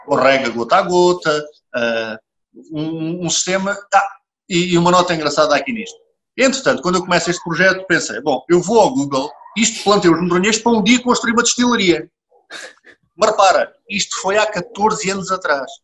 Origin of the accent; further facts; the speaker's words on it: Portugal; nós portugueses temos muito esta capacidade